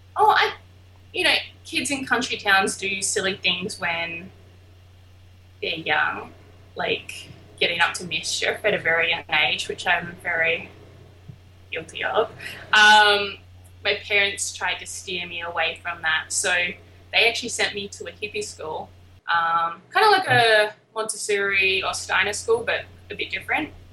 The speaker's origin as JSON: {"language": "English", "town": "Albany", "region": "Western Australia", "country": "Australia", "tie": "born or raised there", "moved": "yes", "said": "I am from a small little town called Albany in Western Australia"}